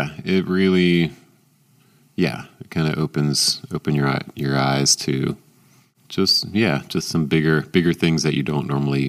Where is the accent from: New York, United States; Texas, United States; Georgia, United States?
Georgia, United States; Atlanta; growing up in Atlanta